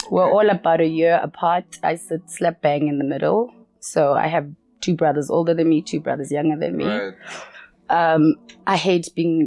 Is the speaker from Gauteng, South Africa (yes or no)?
yes; Soweto, Gauteng, South Africa; So I grew up in a small neighborhood in Soweto.